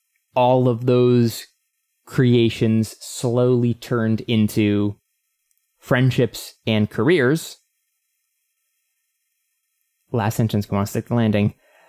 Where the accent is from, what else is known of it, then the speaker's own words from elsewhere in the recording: Texas, United States; born there; I was born in Texas, but moved around a lot and quickly realized my best friend was also my brother.